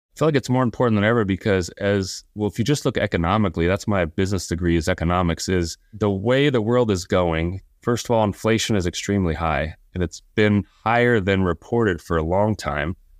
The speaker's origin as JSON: {"language": "English", "region": "Southern California", "country": "United States", "tie": "born or raised there", "said": "I grew up here in Southern California"}